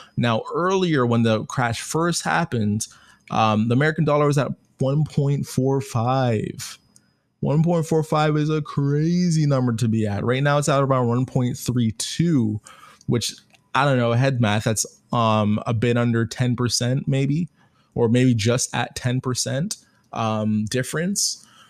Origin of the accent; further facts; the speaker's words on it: Canada; I'm Canadian, so I'm using my Canadian dollars